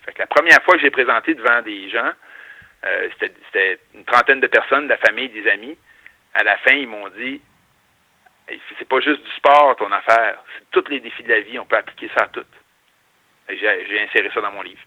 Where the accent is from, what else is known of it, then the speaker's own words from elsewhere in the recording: north of Montreal, Quebec, Canada; also born or lived in Chicoutimi; je viens du nord, euh, pas loin de Montréal, à Grimby